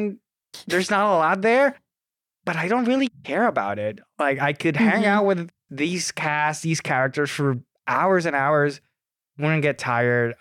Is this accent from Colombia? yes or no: no; Puerto Rico; I am from Puerto Rico.